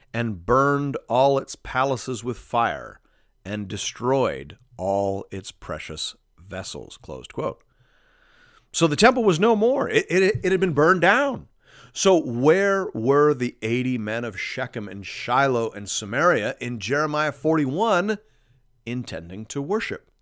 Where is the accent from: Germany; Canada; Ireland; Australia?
Canada; as a Canadian